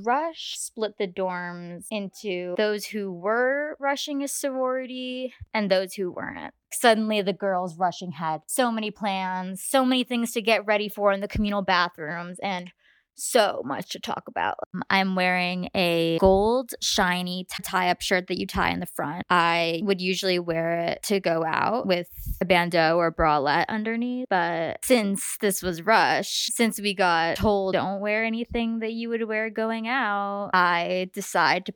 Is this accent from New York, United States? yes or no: yes; New York City, New York, United States; moved away; I'm from New York City